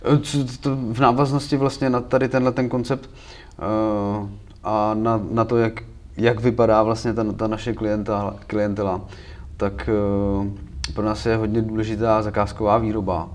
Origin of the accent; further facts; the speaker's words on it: Příbram, Central Bohemian Region, Czechia; u nás v Příbrami